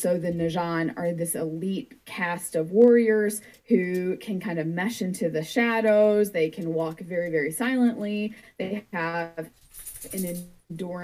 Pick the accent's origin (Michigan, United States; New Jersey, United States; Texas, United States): Michigan, United States; I'm from Michigan